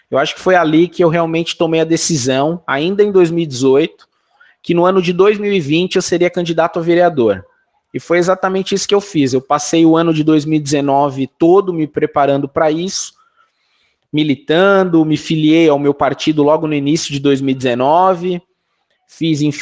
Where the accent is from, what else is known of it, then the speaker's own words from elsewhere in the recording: São Paulo, Brazil; eu tenho 40 anos de idade, sou nascido e criado aqui na Zona Norte de São Paulo